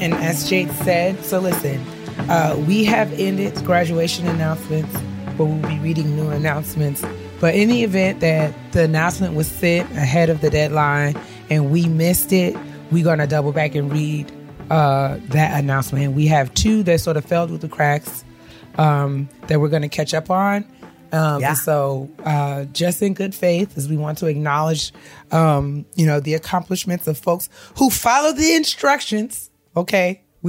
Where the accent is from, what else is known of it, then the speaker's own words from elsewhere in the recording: New York, United States; it's a different world for those of us who we grew up in New York.